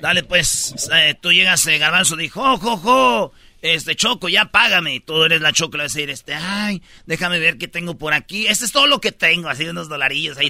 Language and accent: Spanish; Jiquilpan, Michoacán, Mexico; moved away; mi pueblo, a Jiquilpan, Michoacán